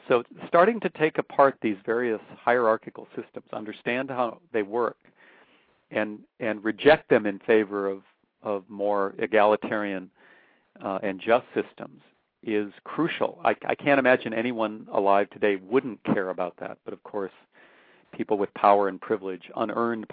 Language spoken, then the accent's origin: English; North Dakota, United States; now in Austin, United States; I grew up in North Dakota, probably the whitest state in the country in many ways